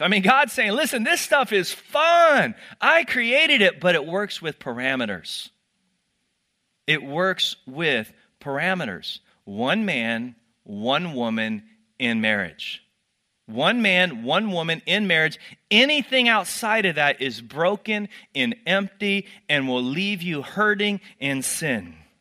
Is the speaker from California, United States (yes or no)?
no; Texas, United States; I grew up in Texas